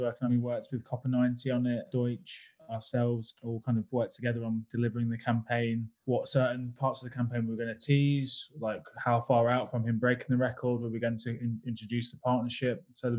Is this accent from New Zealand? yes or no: no; United Kingdom; I'm very British about that.